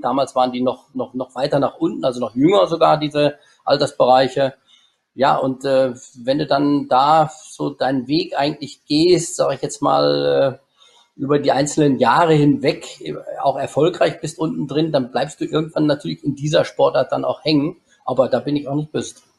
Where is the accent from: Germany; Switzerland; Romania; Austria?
Germany; ich bin äh, gebürtiger Schwanefelder und lebe auch heute noch